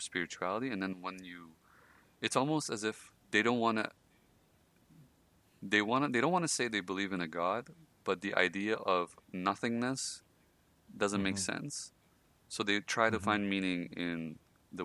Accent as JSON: {"language": "English", "country": "Iran", "tie": "born or raised there", "moved": "yes", "said": "I'm Persian. I come from Iran, so it's a very I want to say religious country"}